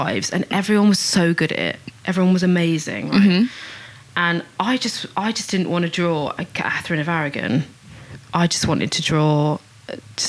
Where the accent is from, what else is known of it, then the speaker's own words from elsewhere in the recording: London, United Kingdom; also born or lived in Watford; I am a London girl, born and bred. Very proud to say. I feel like that's quite a rarity nowadays. And I grew up in Acton and then on to Watford